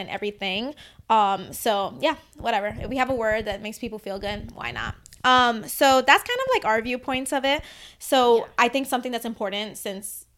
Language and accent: English; New York City, New York, United States; growing up in the Bronx, I grew up with a lot of Latinos